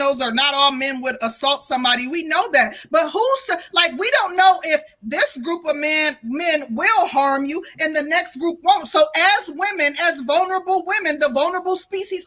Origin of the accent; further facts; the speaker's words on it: Midwest, United States; I'm from the Midwest, but I've never lived in an area where like there was heavy crime and stuff